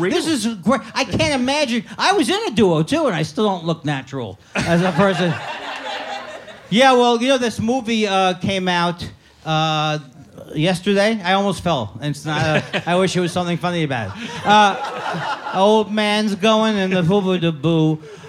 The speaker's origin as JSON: {"language": "English", "town": "Miami", "region": "Florida", "country": "United States", "tie": "born or raised there", "said": "Well, I grew up in Miami, Florida, so most of my friends are retired."}